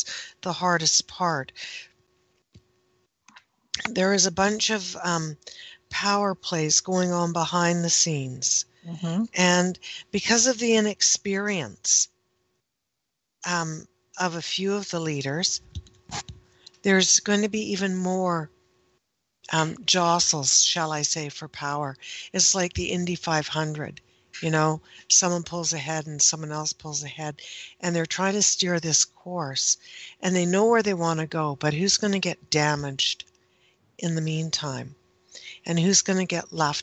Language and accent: English; Canada; I am Canadian, and we, most of us, pronounce the H